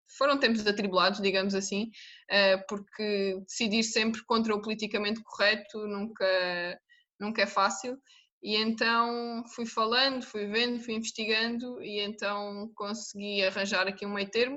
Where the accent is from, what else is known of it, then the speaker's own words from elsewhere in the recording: Algarve, Portugal; moved away as an adult; now in Lisbon, Portugal; eu sou do Algarve, e então vim viver para Lisboa